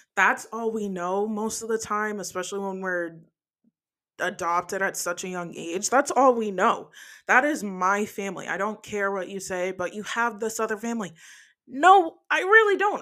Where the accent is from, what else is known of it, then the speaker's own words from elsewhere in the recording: New Jersey, United States; moved away; also born or lived in New York; I was adopted from New York, raised in New Jersey for the first part of my life